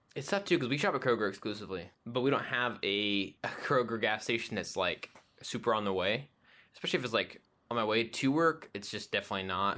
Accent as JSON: {"language": "English", "town": "Abilene", "region": "Texas", "country": "United States", "tie": "born or raised there", "moved": "yes", "said": "when I was growing up in Abilene"}